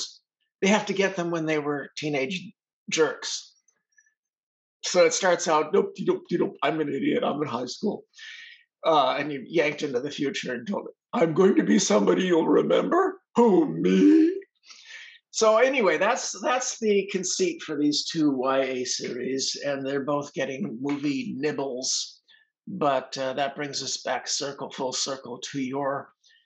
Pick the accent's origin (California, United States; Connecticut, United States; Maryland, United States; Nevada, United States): California, United States; Los Angeles; I grew up in Hollywood